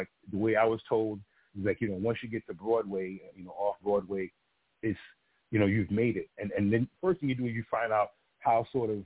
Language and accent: English; Antigua & Barbuda; accent: patois; first language Antiguan Creole; moved away; I'm from Antigua